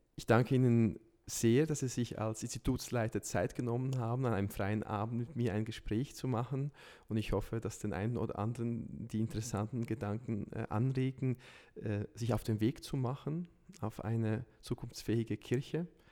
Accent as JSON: {"language": "German", "region": "Lucerne", "country": "Switzerland", "said": "in Luzern, wo, wo ich herkomme"}